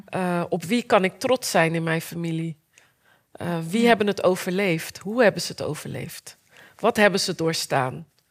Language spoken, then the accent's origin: Dutch; Rotterdam, South Holland, Netherlands; Ik kwam uit Rotterdam